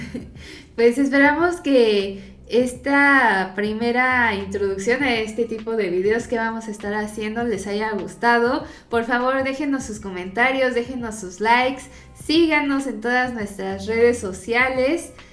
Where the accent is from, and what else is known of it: Mexico